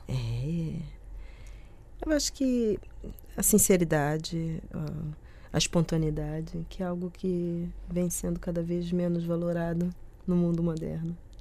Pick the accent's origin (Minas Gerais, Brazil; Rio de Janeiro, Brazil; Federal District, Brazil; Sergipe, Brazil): Rio de Janeiro, Brazil; moved away as an adult; now in Porto, Portugal; Eu sou do Rio de Janeiro